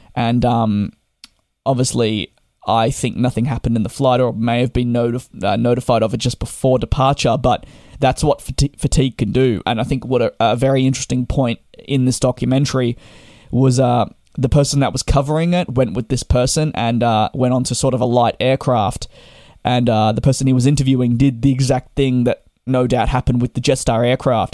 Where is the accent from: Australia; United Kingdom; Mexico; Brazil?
Australia; as an Australian myself